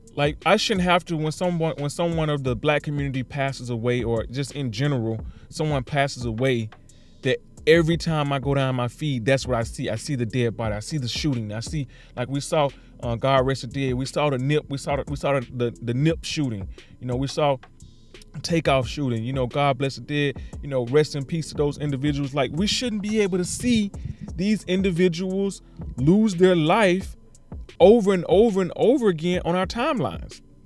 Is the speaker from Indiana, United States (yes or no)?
no; Mississippi, United States; Mississippi, my hometown, my city, my state.